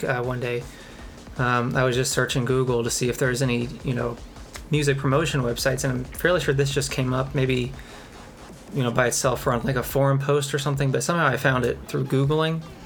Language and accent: English; Kentucky, United States; I'm from Kentucky